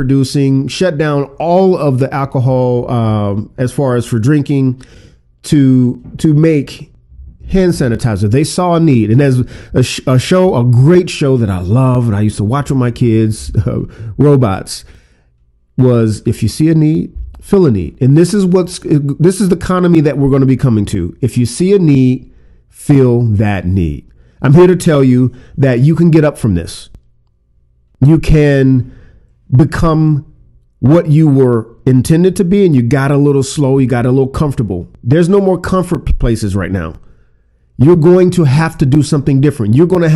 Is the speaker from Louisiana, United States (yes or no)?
yes; Louisiana, United States; I'm from Louisiana